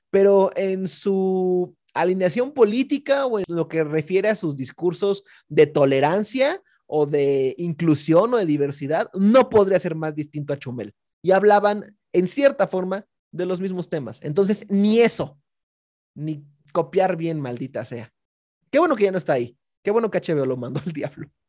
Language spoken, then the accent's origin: Spanish; Monterrey, Nuevo León, Mexico; born or raised there